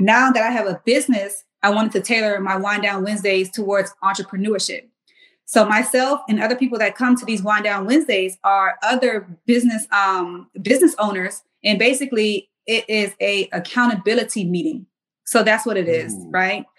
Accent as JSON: {"language": "English", "town": "Mount Pleasant", "region": "South Carolina", "country": "United States", "tie": "born or raised there", "also_born_or_lived": "Washington, District of Columbia, United States", "moved": "as an adult", "said": "I'm from Mount Pleasant, South Carolina"}